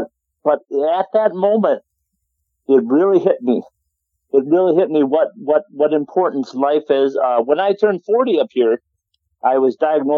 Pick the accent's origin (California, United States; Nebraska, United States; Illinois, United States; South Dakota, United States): South Dakota, United States; Watertown; I come from Watertown, South Dakota. I was born there.